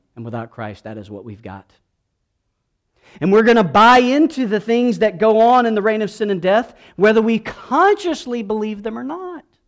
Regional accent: South Georgia, United States; moved away; I grew up in South Georgia

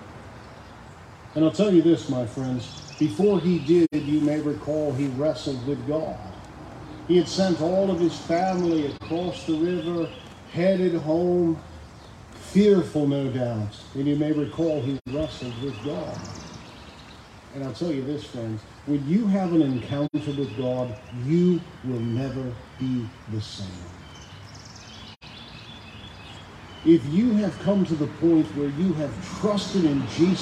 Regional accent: Detroit, Michigan, United States; moved away; I was born in Henry Ford Hospital in Detroit

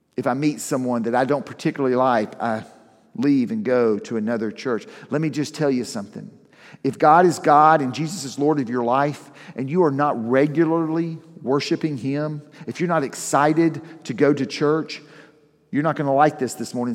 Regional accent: the South, United States; I grew up in the South

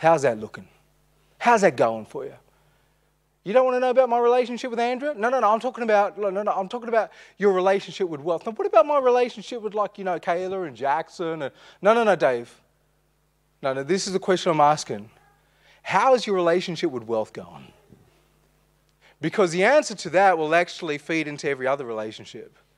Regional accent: Armidale, New South Wales, Australia; We grew up in Armidale

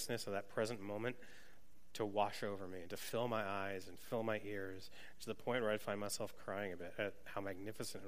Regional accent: New England, United States; moved away; I grew up in New England and had never been west of like Pennsylvania

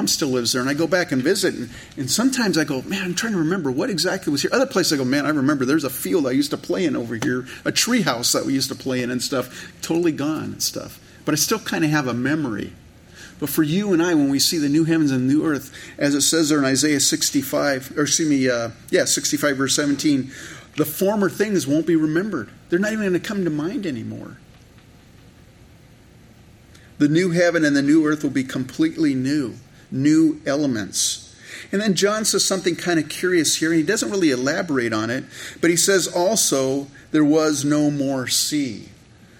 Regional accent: Campbell, California, United States; moved away as an adult; also born or lived in Canada / San Jose, California; I grew up in California, in Northern California, in the San Francisco Bay Area in the 60s. I was born in Canada. My parents emigrated to Campbell, California, where I grew up for a number of years, and then we moved to San Jose

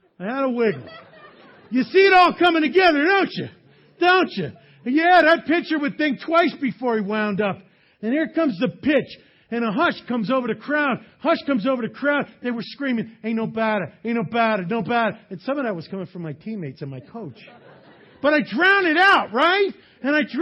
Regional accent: New York, United States; I grew up in New York.

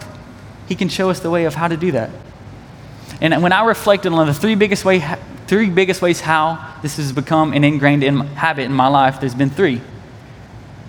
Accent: East Tennessee, United States; I'm from East Tennessee

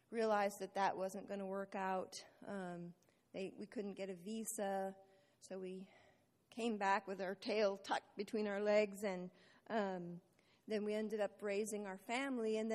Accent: India; Initially, because I grew up in India, my parents were missionaries in India

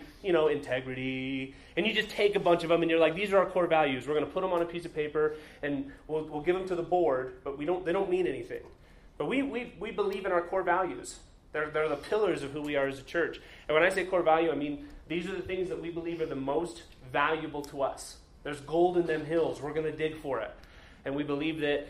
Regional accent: Utah, United States; growing up in Utah, I was always jealous of my neighbors because they always got to walk to church

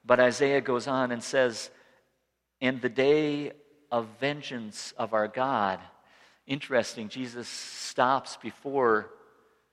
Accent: Rapid City, South Dakota, United States; moved away; I went back to my hometown, Rapid City

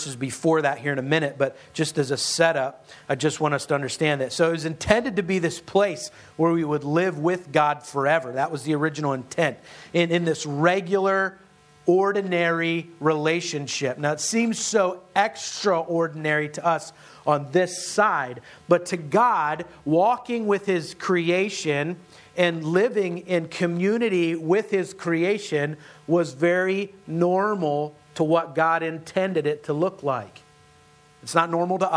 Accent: Western Pennsylvania, United States; now in Hatboro, Pennsylvania, United States; I grew up in Western Pennsylvania, where we still call them mountains.

